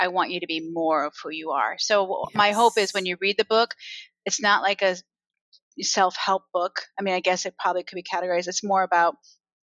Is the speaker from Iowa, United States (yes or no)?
yes; Iowa, United States; I grew up in Iowa